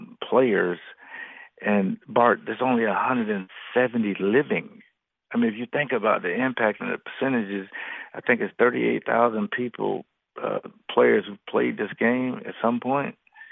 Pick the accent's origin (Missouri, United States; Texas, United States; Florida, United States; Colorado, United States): Florida, United States; Jacksonville; I remember, I grew up in Duval County in Jacksonville, and that's where he lives.